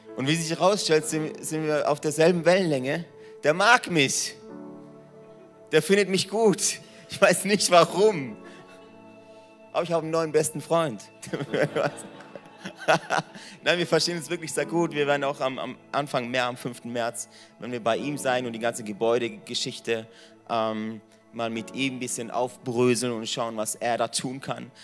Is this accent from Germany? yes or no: yes; Mönchweiler, Baden-Württemberg, Germany; moved away as an adult; now in Singen, Germany; ich komme aus Mönchweiler. Da gibt es mehr Kühe wie Menschen.